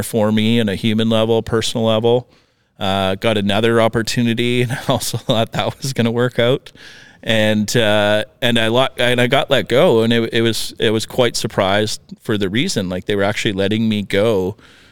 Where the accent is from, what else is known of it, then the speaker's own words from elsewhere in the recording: Northern Saskatchewan, Canada; moved away as an adult; also born or lived in Regina / Invermere; now in North Vancouver, Canada; I grew up in Northern Saskatchewan